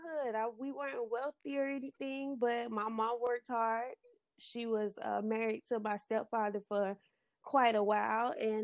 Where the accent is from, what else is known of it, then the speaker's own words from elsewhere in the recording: Florida, United States; I was born and raised in Florida.